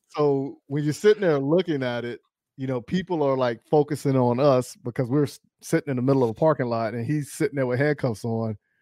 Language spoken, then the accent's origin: English; Charlotte, North Carolina, United States; I grew up in Charlotte